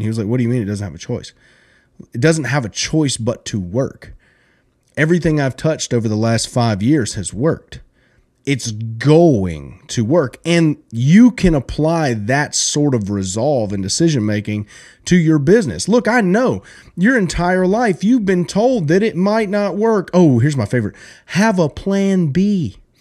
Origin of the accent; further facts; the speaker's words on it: South Alabama, United States; I grew up in South Alabama